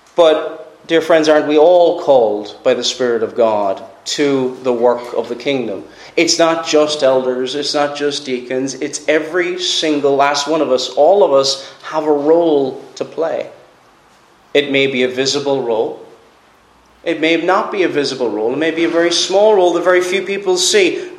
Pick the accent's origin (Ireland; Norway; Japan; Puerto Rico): Ireland; Cork, Munster; moved away; I'm from Cork originally